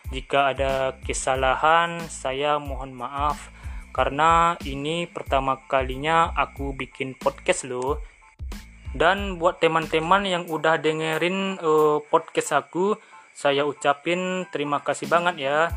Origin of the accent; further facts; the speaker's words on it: West Sumatra, Indonesia; Saya berasal dari Kecamatan Rau Utara, Kabupaten Pasaman, Provinsi Sumatera Barat.